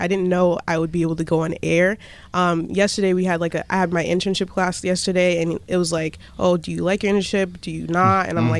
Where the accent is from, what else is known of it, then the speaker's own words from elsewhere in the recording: Springfield, United States; moved away; And I go to LaSalle University in Newton. I'm from Springfield originally, about an hour from here.